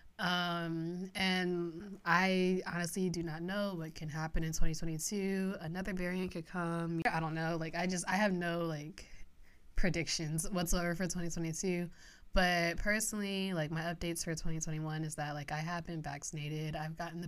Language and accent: English; Pennsylvania, United States; moved away; I visited my hometown back in Pennsylvania a lot